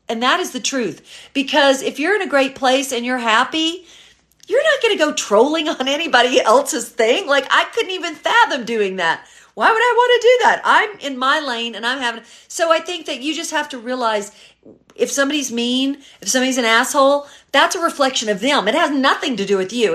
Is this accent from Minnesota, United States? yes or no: no; Memphis, Tennessee, United States; now in Los Angeles, United States; originally I'm from Memphis, Tennessee. Uh, all my family is still there, but I've been living in Los Angeles since nineteen eighty-nine